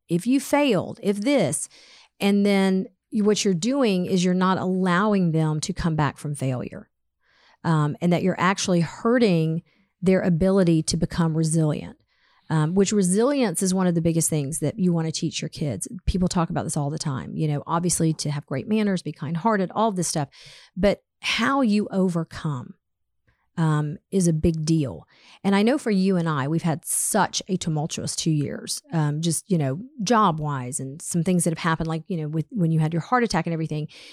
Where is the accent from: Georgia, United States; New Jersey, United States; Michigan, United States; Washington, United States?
Georgia, United States; Atlanta; I grew up in Atlanta